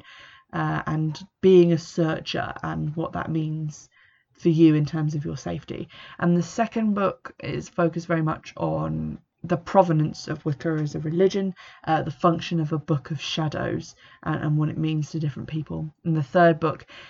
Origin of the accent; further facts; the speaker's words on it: England, United Kingdom; an English person who's into paganism